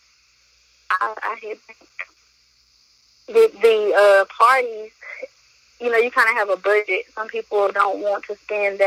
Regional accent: Wilson, North Carolina, United States; also born or lived in Alamance County, North Carolina; from Wilson, North Carolina

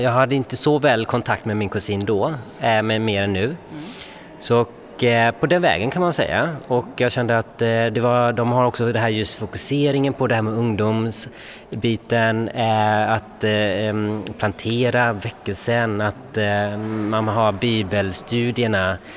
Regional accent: Gothenburg, Västra Götaland, Sweden; moved away as an adult; now in Stockholm, Sweden; jag kommer ju från Göteborg

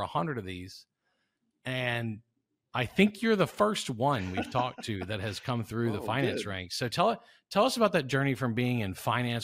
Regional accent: South Louisiana, United States; I grew up in South Louisiana in the early

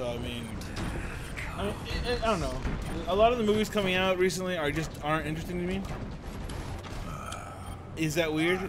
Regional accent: United States; Considering I'm American.

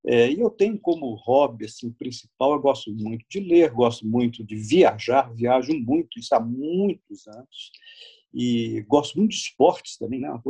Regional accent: Belo Horizonte, Minas Gerais, Brazil; eu moro no lugar, no quarteirão onde eu nasci.

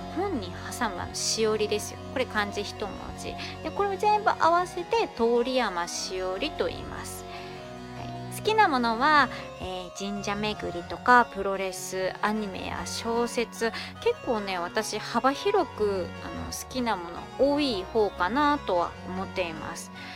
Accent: Hiroshima, Japan; 私の出身地である広島

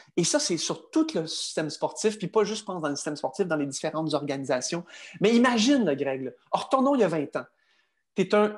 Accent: Quebec, Canada; Je suis un Canadien, mais également un Québécois

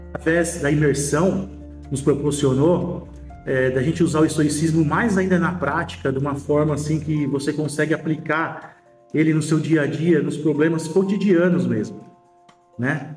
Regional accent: São Paulo, Brazil

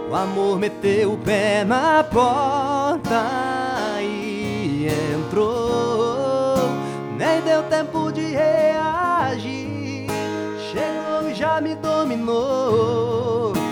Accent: Dourados, Mato Grosso do Sul, Brazil; also born or lived in Paraná; eu vim do Paraná, onde eu morei 10 anos lá, e daí voltei para Dourados. É, sempre tive ideia de voltar para Dourados, então vim, vim contente de estar tá voltando.

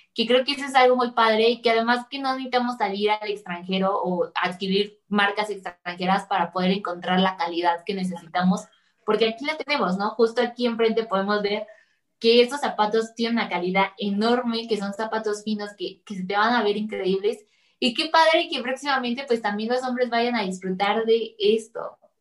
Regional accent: Mexico; uno como mexicano

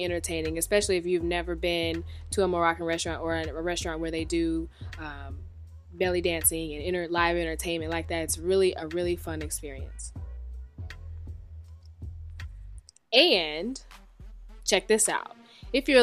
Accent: Atlanta, Georgia, United States; I have been here all my life

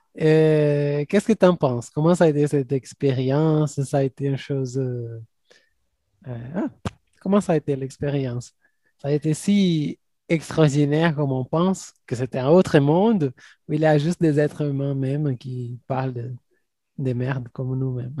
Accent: Brazil; first language Portuguese; French is a second language; nous, en tant que Brésiliens

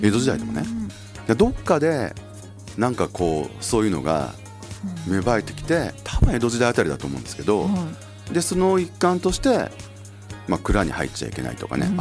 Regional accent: Yao, Osaka, Japan; now in Sapporo, Japan; うちの実家って東大阪市の隣の八尾市ってとこで

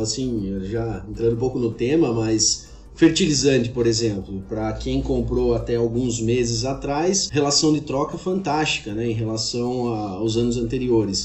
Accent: Xanxerê, Santa Catarina, Brazil; moved away as an adult; also born or lived in Lages, Brazil; now in Goiânia, Brazil; sou catarinense, sou de Xinxerê, é, eh, mas moro em Goiânia tem cerca de 10 anos

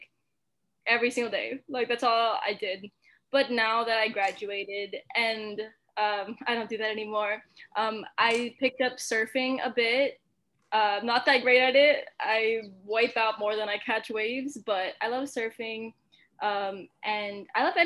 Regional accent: Mililani, Hawaii, United States; also born or lived in Utah; I grew up in Milani in Oahu.

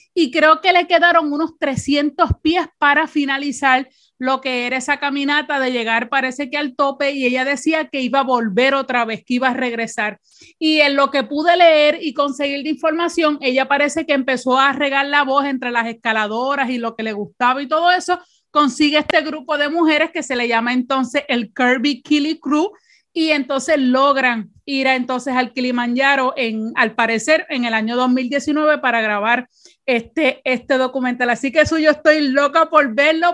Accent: Puerto Rico; con nosotras como boricua

